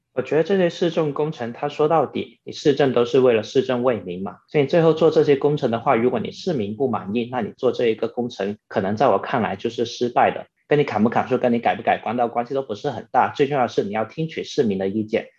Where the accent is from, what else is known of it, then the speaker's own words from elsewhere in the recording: Guangdong, China; 然后小时候在那个学校里面跟那些小伙伴玩，就其实很多时候都是在那片榕树下面玩耍。因为大家都知道，广东的那个地区在夏天的时候其实是热的不行